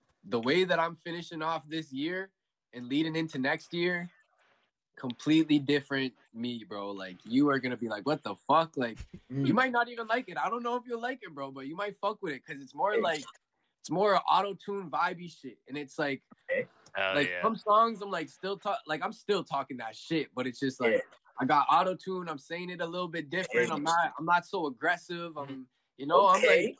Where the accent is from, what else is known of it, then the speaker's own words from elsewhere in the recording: Windsor, Ontario, Canada; I was born in Windsor, Ontario